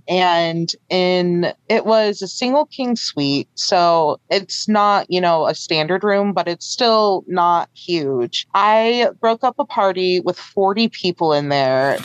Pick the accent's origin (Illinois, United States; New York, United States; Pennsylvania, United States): Illinois, United States; Chicago; moved away as an adult; also born or lived in the South; I'm from the Chicago area